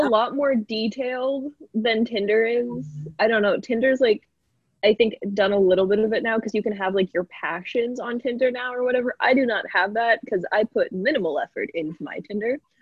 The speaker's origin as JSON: {"language": "English", "town": "Southwest Harbor", "region": "Maine", "country": "United States", "moved": "yes", "said": "I'm from Southwest Harbor, Maine"}